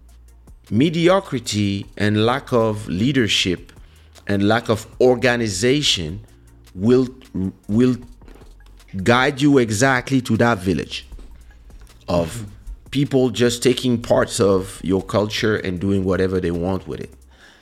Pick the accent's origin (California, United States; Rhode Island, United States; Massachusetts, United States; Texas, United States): Massachusetts, United States; Boston; I'm an African-American and I grew up in Boston, I can say, oh, that's my land.